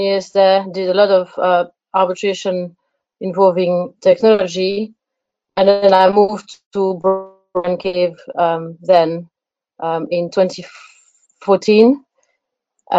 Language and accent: English; Belgium; English is a second language; moved away as an adult; also born or lived in United States; now in London, United Kingdom; I'm originally from Belgium, and I've been based in London for 13 years.